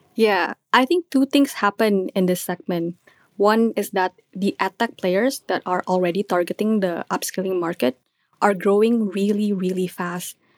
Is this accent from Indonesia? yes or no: yes; Indonesia; I'm from Indonesia